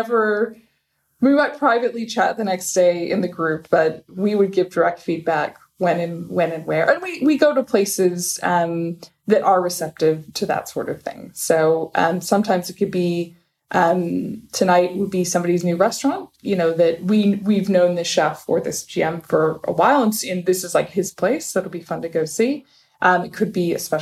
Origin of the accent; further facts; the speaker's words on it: United States; first language English; moved away as an adult; also born or lived in Abu Dhabi, United Arab Emirates; now in Dubai, United Arab Emirates; I'm American and a product of the American school system. I only speak English.